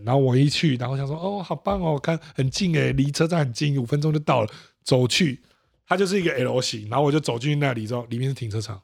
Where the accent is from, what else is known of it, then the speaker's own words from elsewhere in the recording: Taiwan; 我从台湾来